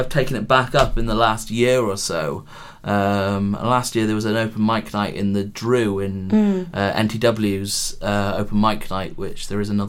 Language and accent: English; Wales, United Kingdom; I was from Wales